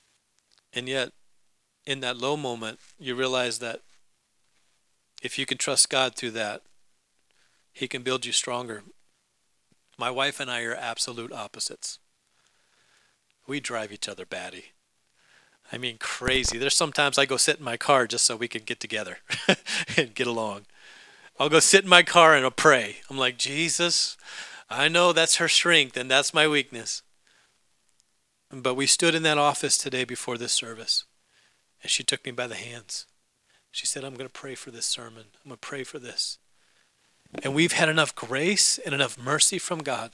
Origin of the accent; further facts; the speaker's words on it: Alaska, United States; my home state, Alaska